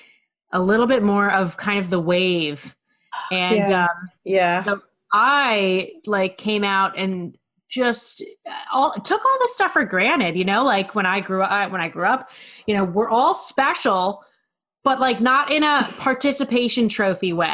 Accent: Maryland, United States; I'm from Maryland

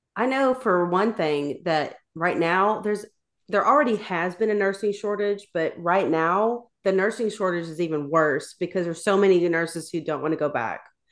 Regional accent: Tennessee, United States; I'm from Tennessee

